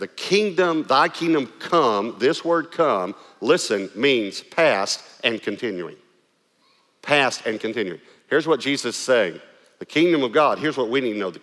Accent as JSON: {"language": "English", "region": "East Texas", "country": "United States", "accent": "East Texas", "said": "I had to try to lose my East Texas accent"}